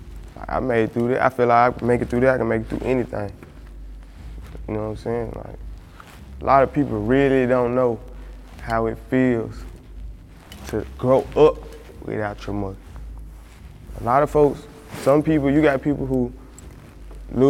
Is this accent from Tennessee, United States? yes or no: yes; Memphis, Tennessee, United States; Growing up in South Memphis